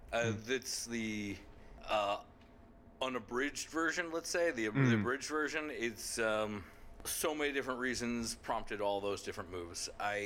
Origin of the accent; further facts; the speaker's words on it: Yorktown Heights, New York, United States; moved away as an adult; also born or lived in Mount Kisco, New York / West Coast / the South; And I was raised in Yorktown Heights, New York.